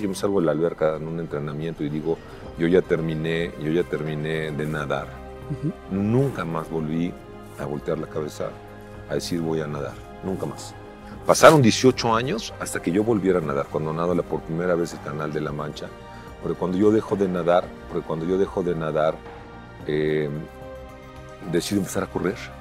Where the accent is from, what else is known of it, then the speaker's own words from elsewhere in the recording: Mexico; also born or lived in California; Soy el primer mexicano que termina la triple corona.